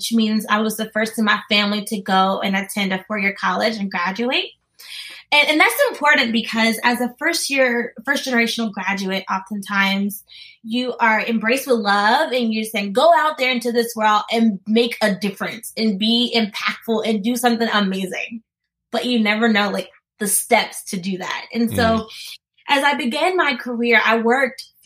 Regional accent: Columbus, Mississippi, United States; I'm from Columbus, Mississippi

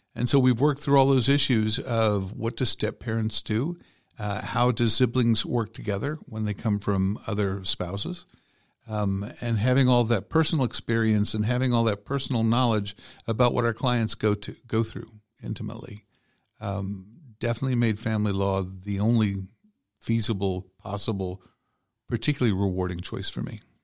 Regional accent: Cobb County, Georgia, United States; I grew up in Georgia. I've been here since I was five years old, so it's been a long, long, long time. Um, grew up in Cobb County

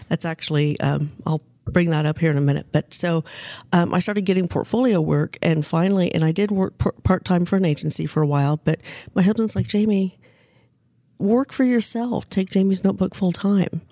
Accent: Wichita, Kansas, United States; now in Northwest Arkansas, United States; I grew up in Wichita, Kansas, and became a grown up in Northwest Arkansas

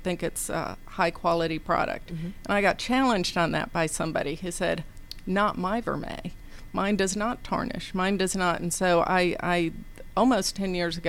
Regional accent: Nashville, Tennessee, United States; moved away as an adult; also born or lived in Knoxville, Tennessee; now in Atlanta, United States; I grew up in Nashville, Tennessee.

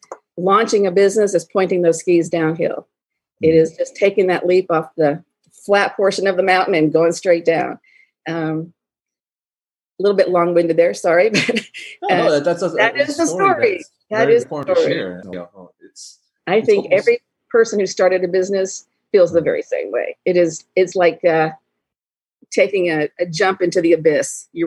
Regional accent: Alabama, United States; moved away as an adult; also born or lived in Colorado; I never left the South. I'm from Alabama. Never left the South

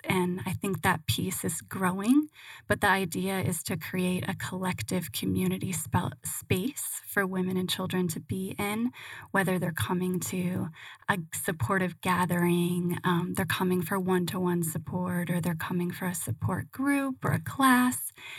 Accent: Michigan, United States; also born or lived in San Francisco / Hawaii; But I was originally from Michigan, spent some time in San Francisco.

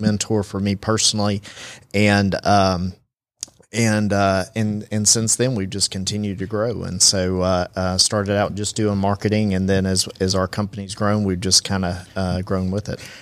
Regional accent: Chattanooga, Tennessee, United States; now in Rome, United States; I'm actually from Chattanooga

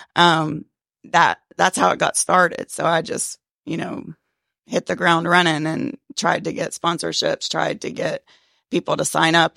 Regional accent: Cherokee County, Georgia, United States; I was born and raised in Cherokee County

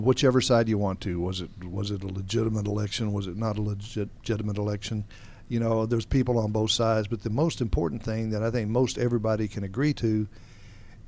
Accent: Roswell, Georgia, United States; also born or lived in Alpharetta, Georgia; I grew up around Roswell and Alpharetta back when it was a lot smaller.

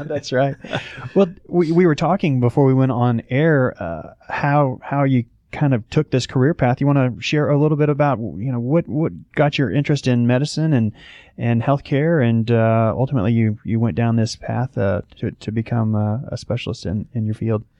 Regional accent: Oklahoma, United States; now in Atlanta, United States

